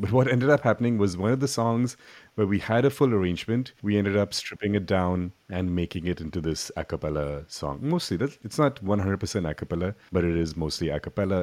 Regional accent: India; growing up in India, I was in a rock band

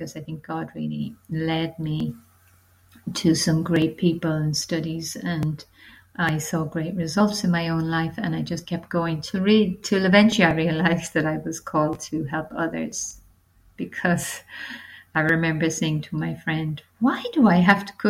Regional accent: Ireland; moved away as an adult; also born or lived in London, United Kingdom; now in Portugal; I'm from Ireland. I'm currently living in Portugal.

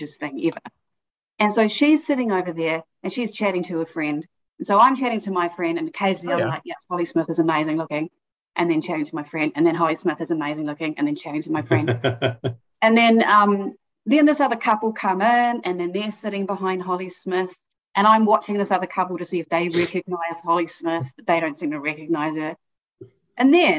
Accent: Auckland, New Zealand; moved away; also born or lived in Christchurch, New Zealand / Hamilton, New Zealand; I'm born and raised New Zealand. So I was born in Christchurch. And then my family moved up to Hamilton.

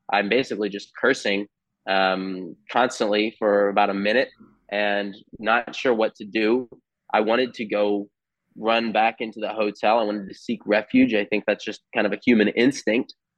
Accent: United States; as an American here

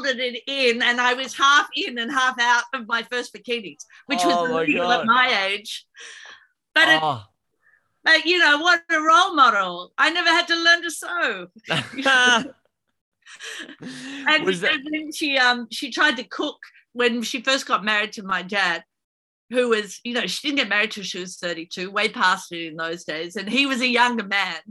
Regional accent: Sorrento, Victoria, Australia; we grew up in Sorrento, which is a beachside town

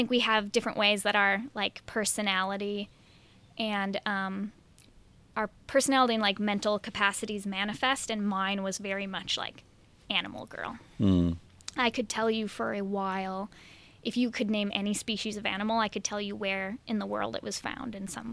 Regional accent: Milwaukee, Wisconsin, United States; moved away; I grew up in the suburbs of Milwaukee

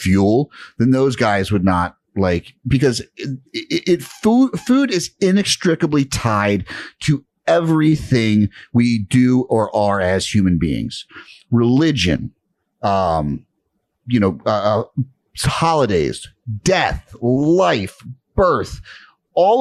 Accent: New York City, New York, United States; I'm from Brooklyn

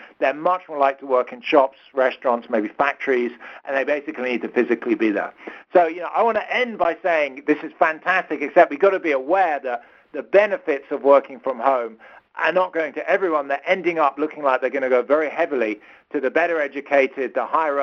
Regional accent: London, United Kingdom; accent: British; moved away as an adult; now in Stanford, United States; you can probably hear from my accent, I'm British. I grew up and lived in London till my early 30s

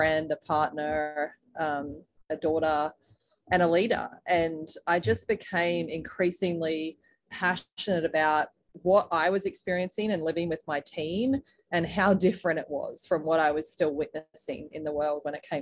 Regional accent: Australia; moved away as an adult; now in United States; I was originally from Australia, as you can probably hear

